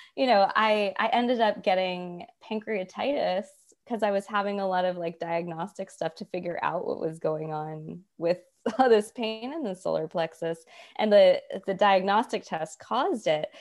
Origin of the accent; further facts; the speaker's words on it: Atlanta, Georgia, United States; also born or lived in New York; I'm from Atlanta and I moved home